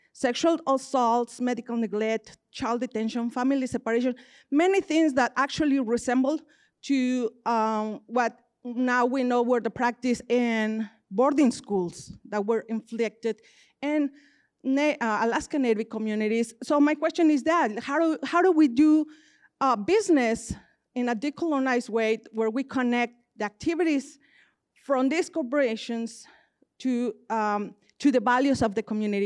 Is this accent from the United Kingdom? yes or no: no; Mexico; moved away as an adult; now in United States; I'm a Indigenous from Mexico